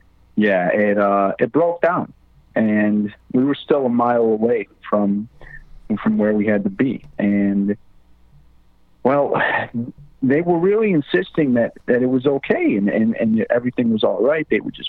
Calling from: Lewisdale, United States; I'm calling from the west side of Lewisdale.

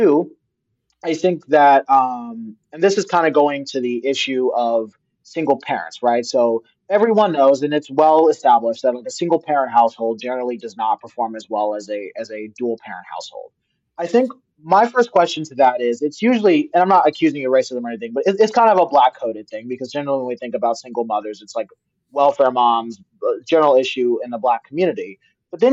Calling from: California, United States; I'm coming from the Bay Area

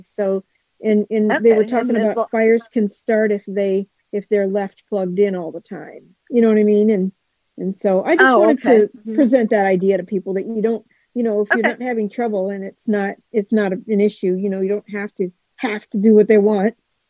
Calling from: Kentucky, United States; I'm in Kentucky.

